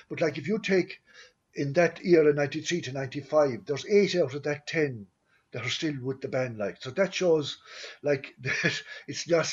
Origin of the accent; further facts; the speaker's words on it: Kilfenora, County Clare, Ireland; I was born in Kilfenora, and Kilfenora is a little village just in North Clare